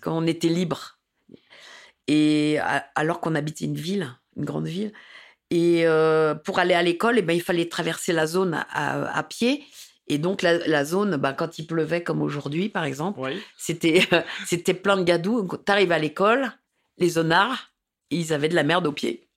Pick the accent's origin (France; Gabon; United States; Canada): France; Paris, Île-de-France; also born or lived in Saint-Denis; J'ai grandi, je suis né à Paris et j'ai grandi à Paris.